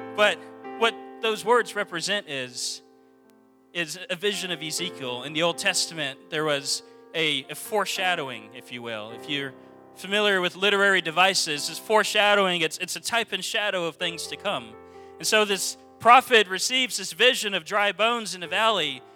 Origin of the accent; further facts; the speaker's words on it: Texas, United States; We're from Texas